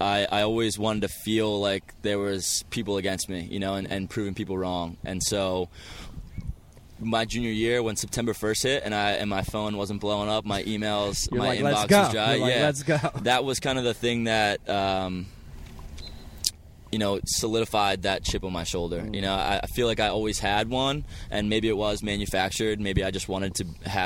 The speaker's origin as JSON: {"language": "English", "town": "Finksburg", "region": "Maryland", "country": "United States", "tie": "born or raised there", "said": "I grew up in Carroll County, Finksburg, Maryland."}